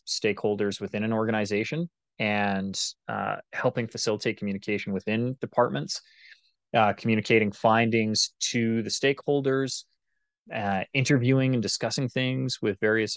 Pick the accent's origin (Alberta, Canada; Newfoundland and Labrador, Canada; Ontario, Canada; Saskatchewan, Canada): Alberta, Canada; Calgary; moved away as an adult; also born or lived in Vancouver, British Columbia; I grew up in Calgary, Alberta